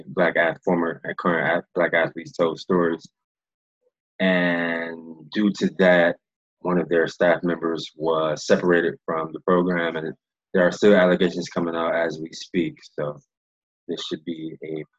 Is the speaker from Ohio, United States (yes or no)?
yes; Cleveland, Ohio, United States; we both Ohio guys. I'm from Cleveland.